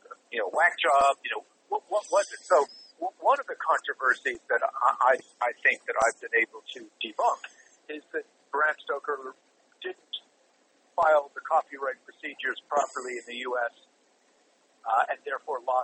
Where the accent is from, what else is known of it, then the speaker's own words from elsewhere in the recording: Montreal, Quebec, Canada; Growing up in Montreal, Canada, I mean, there was a fair amount of ribbing as a kid around Halloween